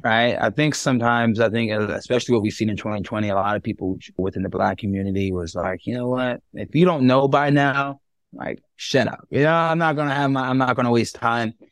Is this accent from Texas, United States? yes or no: no; New York, United States; moved away as an adult; now in Orange County, United States; I'm not from California, right? I'm from New York.